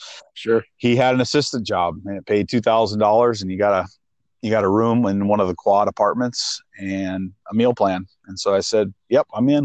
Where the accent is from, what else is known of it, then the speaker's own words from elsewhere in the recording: Missoula, Montana, United States; I grew up in Missoula, which is one of the bigger cities.